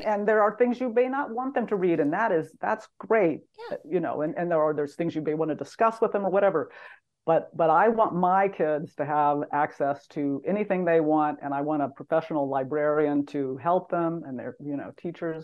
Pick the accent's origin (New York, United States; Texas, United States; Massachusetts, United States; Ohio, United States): Texas, United States; moved away; I am a Texan by birth